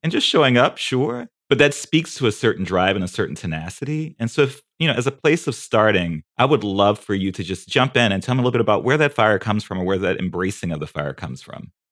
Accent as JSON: {"language": "English", "town": "New Orleans", "region": "Louisiana", "country": "United States", "moved": "yes", "said": "I'm a New Orleans boy"}